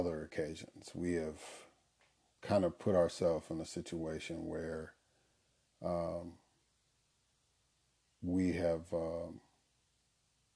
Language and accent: English; Chicago, Illinois, United States; I grew up in Chicago, Illinois, on the South Side